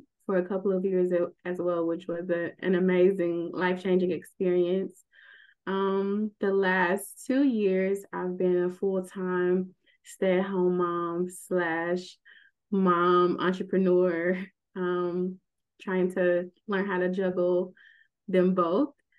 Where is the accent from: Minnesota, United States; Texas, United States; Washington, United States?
Texas, United States; Houston; moved away; also born or lived in Abu Dhabi; I'm from Houston